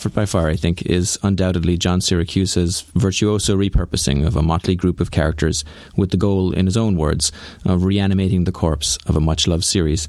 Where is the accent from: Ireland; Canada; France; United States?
Ireland; I'm a college professor. And because I'm from Ireland